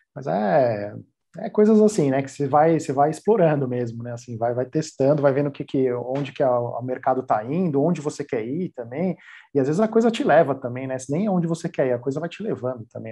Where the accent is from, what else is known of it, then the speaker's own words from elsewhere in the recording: São Paulo, Brazil; Eu venho da periferia de São Paulo